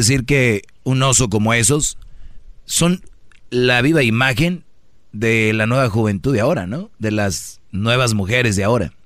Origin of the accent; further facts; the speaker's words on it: Michoacán, Mexico; soy michoacano